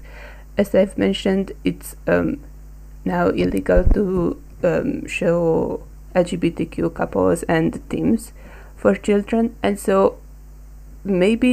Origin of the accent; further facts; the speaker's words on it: Hungary; I come from Hungary.